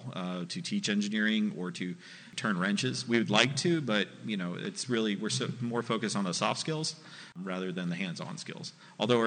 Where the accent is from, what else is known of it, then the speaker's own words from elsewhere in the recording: California, United States; moved away; originally I came from California, I had no contacts in the industry